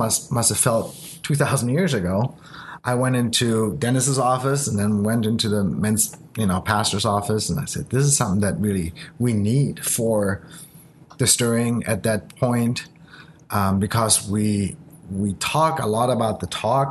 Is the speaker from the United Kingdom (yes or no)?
no; Germany; English is a second language; moved away; also born or lived in Japan; I was born in Japan. I grew up in Germany. So English is essentially my third language